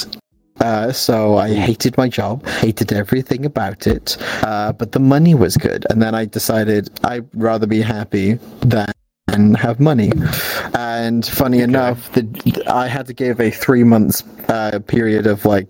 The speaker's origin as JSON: {"language": "English", "town": "Swansea", "region": "Wales", "country": "United Kingdom", "accent": "Welsh", "lives_now": "Cardiff, United Kingdom", "said": "I'm from Swansea originally."}